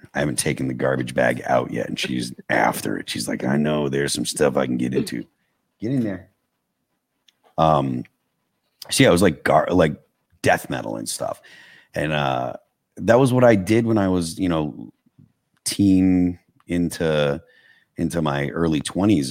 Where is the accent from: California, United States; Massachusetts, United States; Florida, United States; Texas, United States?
Massachusetts, United States; I grew up in Massachusetts.